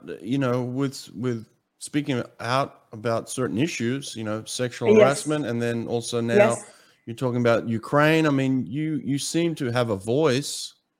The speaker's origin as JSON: {"language": "English", "country": "Australia", "tie": "born or raised there", "first_language": "English", "moved": "yes", "lives_now": "United States", "said": "I grew up speaking English in Australia, but nobody could understand me"}